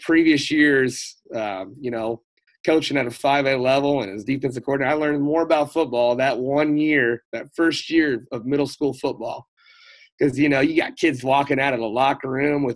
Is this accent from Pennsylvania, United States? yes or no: no; Salina, Kansas, United States; working at my alma mater. Was a strength and conditioning coach, coaching with guys that coached me. And really, I was like, man, this is where I'm going to be for the rest of my life. It's coaching baseball and coaching football and doing everything I love, being in my hometown.